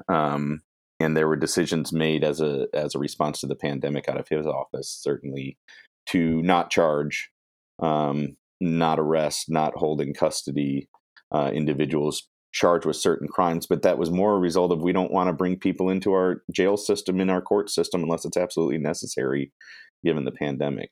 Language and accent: English; Michigan, United States; moved away as an adult; also born or lived in Chicago; now in Portland, United States; I grew up in Michigan